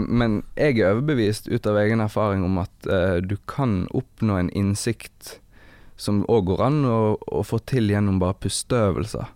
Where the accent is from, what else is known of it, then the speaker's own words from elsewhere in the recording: Evanger, Vestland, Norway; moved away; also born or lived in Bergen; Jeg er fra Evanger. Mm. Det er et kvarter før Voss.